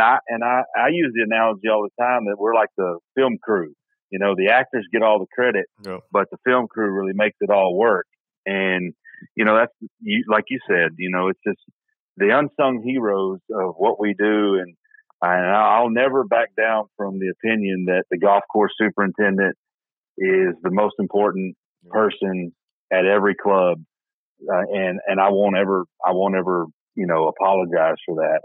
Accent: Middle Tennessee, United States; I grew up in Middle Tennessee

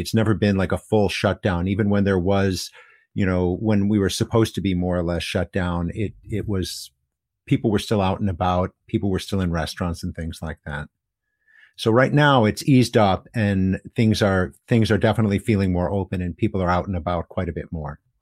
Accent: United States; now in Hiroshima, Japan; as an American in Japan

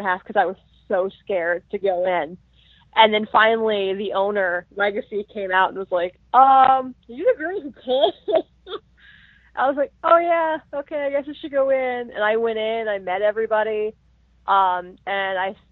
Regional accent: Las Vegas, Nevada, United States; I was born and raised in Las Vegas

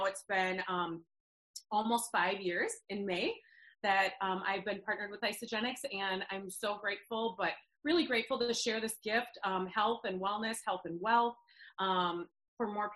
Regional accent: Eden Prairie, Minnesota, United States; I grew up in Minnesota, Eden Prairie, suburb of Minneapolis

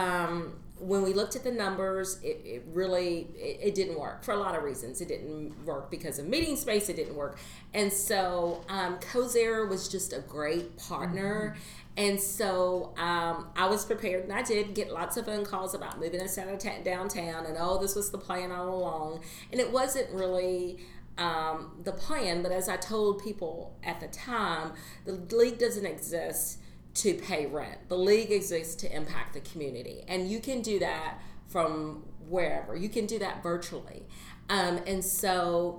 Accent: Louisville, Kentucky, United States; as a person who was born and raised in Louisville, I moved away and I came back

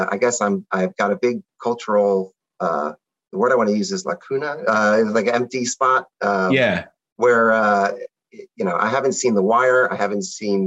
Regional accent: Philadelphia, Pennsylvania, United States; this is my hometown, so I was familiar with it.

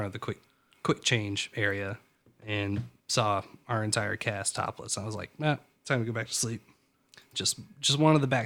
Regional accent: East Coast, United States; I always like the diesels. I'm from East Coast

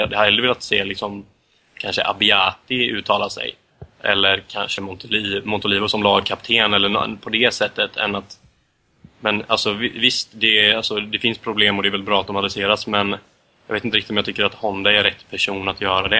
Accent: Sweden; som svensk medellandsupporter

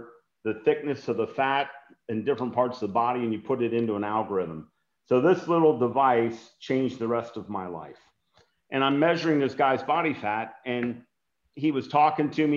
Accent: Cincinnati, Ohio, United States; I was a track and field coach to inner city kids in my hometown of Cincinnati, Ohio

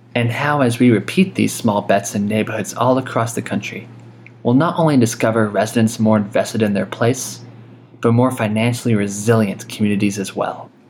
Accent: Denton, Texas, United States; my hometown of Denton, Texas

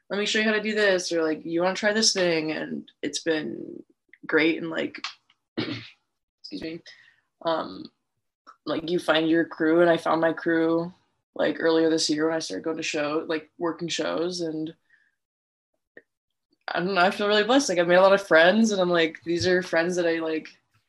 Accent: Wisconsin, United States; now in Minnesota, United States; I'm from Wisconsin originally

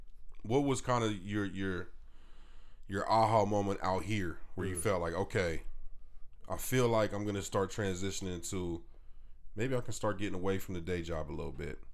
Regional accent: Sacramento, California, United States; now in Phoenix, United States; I'm originally from Sacramento

